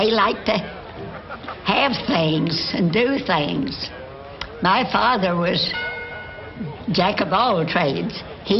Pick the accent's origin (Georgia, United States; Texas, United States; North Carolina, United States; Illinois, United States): North Carolina, United States; Little Cataloochee; I was born in Little Cataloochee, November the 5th, 1895. 10 sisters and one brother.